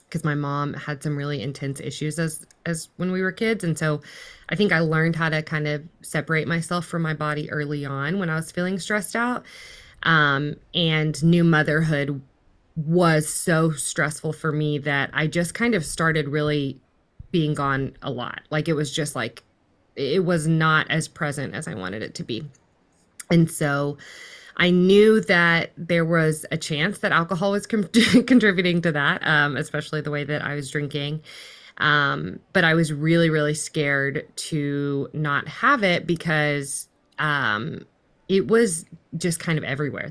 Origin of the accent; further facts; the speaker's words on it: Fort Worth, Texas, United States; I'm currently in Fort Worth, Texas, which is pretty much where I grew up. I grew up in the, um, D F W, which is, like, North Central Texas